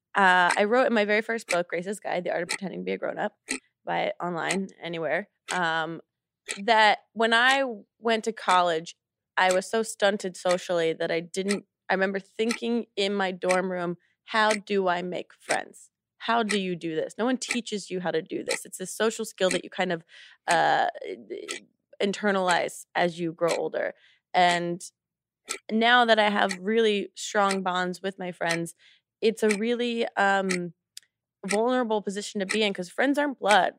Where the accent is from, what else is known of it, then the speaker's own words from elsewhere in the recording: New Jersey, United States; I'm from New Jersey